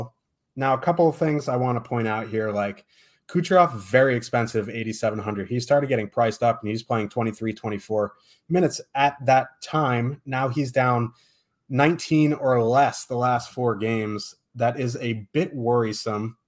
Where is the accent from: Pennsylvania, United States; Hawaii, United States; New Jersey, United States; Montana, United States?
New Jersey, United States; I'm from New Jersey